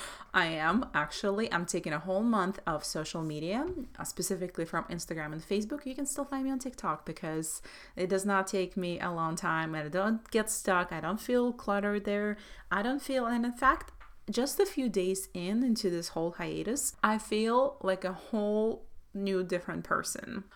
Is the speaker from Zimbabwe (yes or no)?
no; Belarus; moved away; I grew up in Soviet Russia, Soviet Belarus